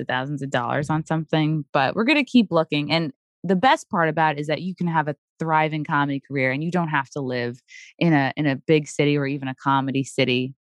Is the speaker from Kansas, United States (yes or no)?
no; Long Island, New York, United States; born and raised on Long Island too